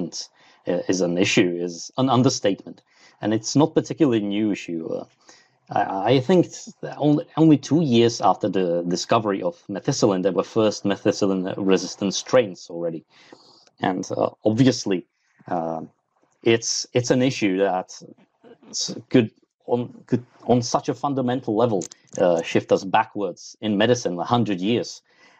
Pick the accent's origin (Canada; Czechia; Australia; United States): Czechia; I'm from Czech Republic